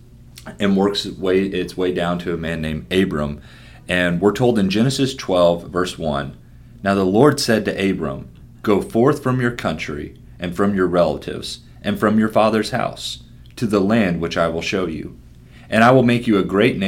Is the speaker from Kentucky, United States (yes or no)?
yes; Lexington, Kentucky, United States; moved away as an adult; now in Harrisburg, United States; I grew up in Lexington, Kentucky, and decided to move to Harrisburg, Pennsylvania.